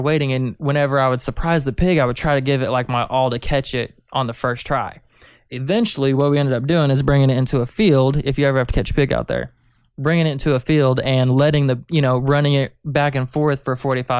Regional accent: Reno, Nevada, United States; born there; also born or lived in Kansas City, United States

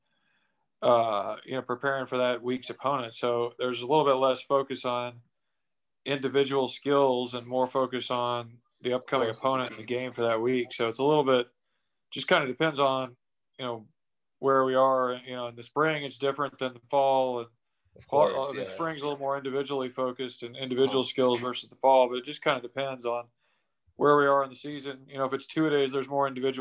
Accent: Dallas, Texas, United States; I'm from Dallas

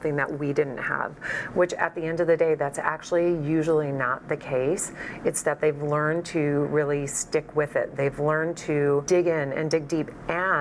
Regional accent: Midwest, United States; I grew up in the Midwest

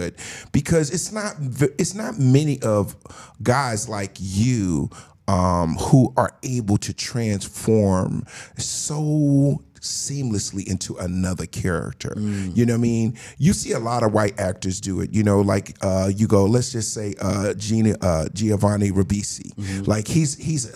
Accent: New Jersey, United States; I'm from New Jersey.

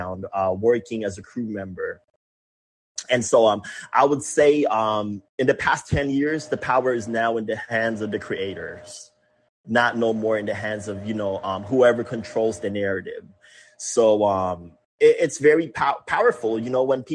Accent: Philippines; moved away as an adult; now in San Diego, United States; growing up in the Philippines

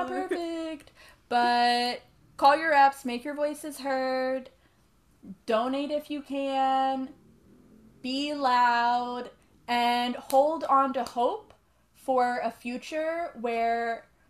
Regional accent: Cincinnati, United States; now in New York, United States; We're both from the Cincinnati, Northern Kentucky area, but now live in New York

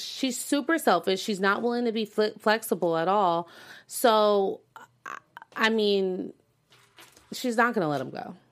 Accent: United States; as American citizens

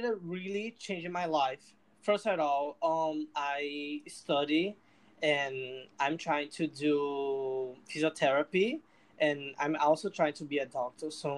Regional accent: Recife, Pernambuco, Brazil; English is a second language; I'm from Brazil. I'm from a city called Recife

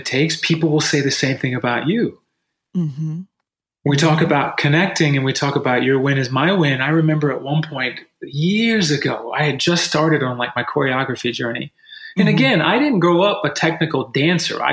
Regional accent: United States; as Americans

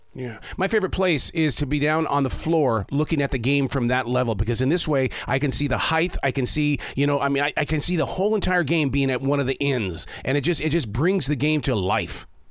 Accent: Montana, United States; now in North Carolina, United States; I'm from Montana

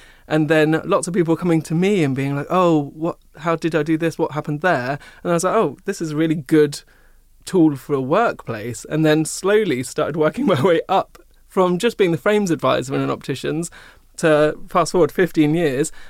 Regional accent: Seaford, South East England, United Kingdom; also born or lived in Brighton; growing up in Seaford, I was told you have to be either a banker or this

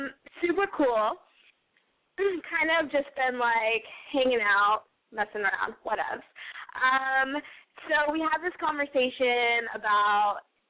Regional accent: San Antonio, Texas, United States; now in Chicago, United States; I'm from San Antonio, home of the Alamo.

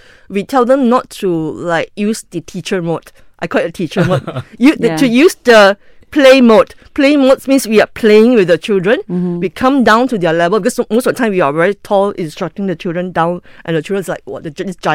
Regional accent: Ipoh, Perak, Malaysia; now in Kuala Lumpur, Malaysia; I'm from Ipoh.

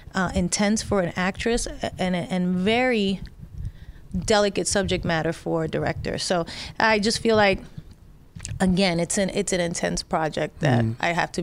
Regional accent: New York City, New York, United States; from just growing up in the Bronx.

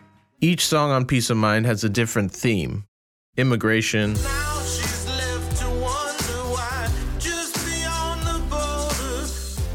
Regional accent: United States; I'm a dad, and I'm an American.

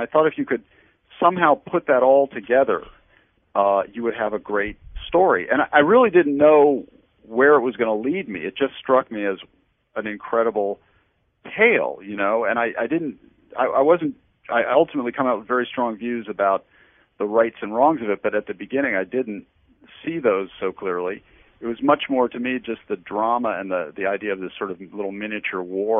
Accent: Washington, District of Columbia, United States; Well, you know, I grew up right here in the Washington area

